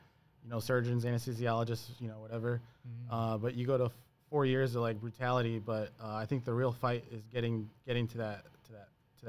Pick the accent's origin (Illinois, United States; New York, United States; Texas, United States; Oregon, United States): Illinois, United States; Chicago; now in Des Moines, United States; I'm a third generation Latino. I'm from Chicago